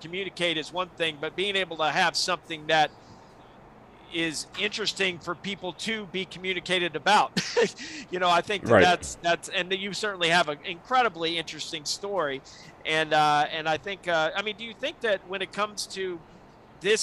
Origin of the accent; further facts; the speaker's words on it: South Alabama, United States; moved away; growing up in South Alabama